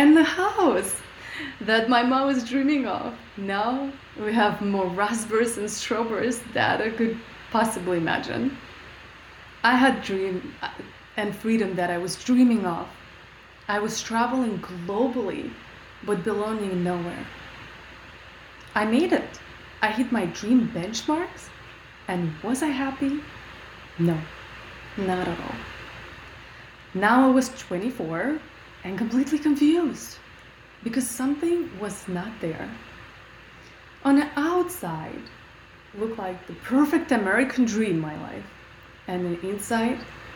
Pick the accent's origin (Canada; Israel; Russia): Russia; moved away; I grew up in Russia, very poor, eating only potatoes and onions.